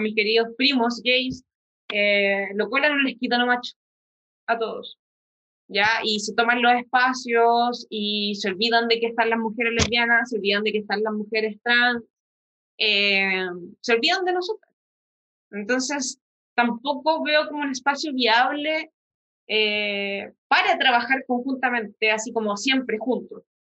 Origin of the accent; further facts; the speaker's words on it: San Javier, Maule, Chile; also born or lived in Talca; yo me crié en San Javier, que es un pueblo chico, infierno grande